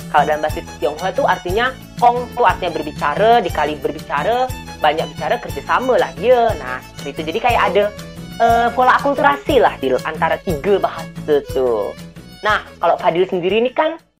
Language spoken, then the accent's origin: Indonesian; Pontianak, West Kalimantan, Indonesia; accent: Pontianak Malay; saya nih sekarang gunakan bahasa Melayu Pontianak, dialek Pontianak